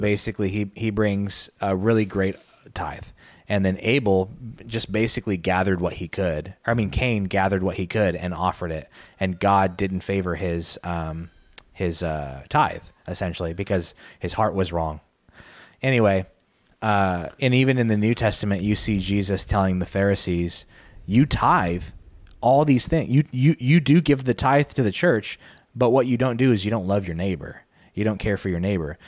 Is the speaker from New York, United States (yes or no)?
no; Arizona, United States; I grew up in Arizona